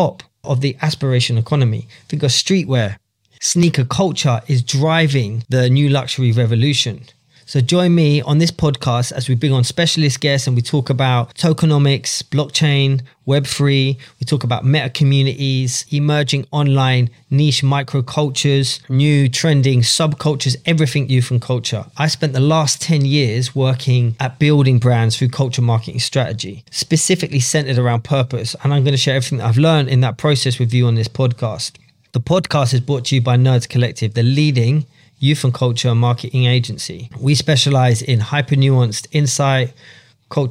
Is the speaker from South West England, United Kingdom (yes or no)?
no; London, United Kingdom; I grew up in London, in and around the grime scene